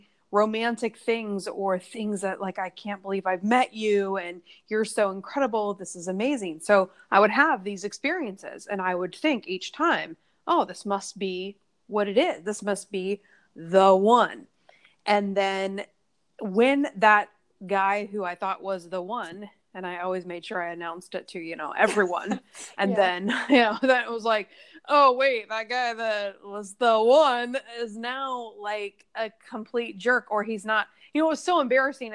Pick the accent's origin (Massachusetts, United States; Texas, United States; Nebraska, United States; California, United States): Nebraska, United States; now in New York City, United States; I'm mostly 100% in New York City, but I'm from Nebraska originally, when I go home, I see family